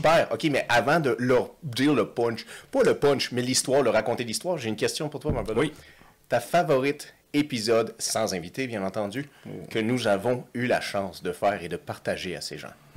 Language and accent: French; Quebec, Canada; on est deux Québécois, Français